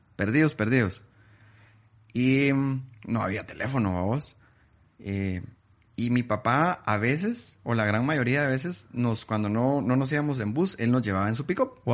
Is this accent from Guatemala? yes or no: yes; Guatemala City, Guatemala Department, Guatemala; yo nací en, en Guate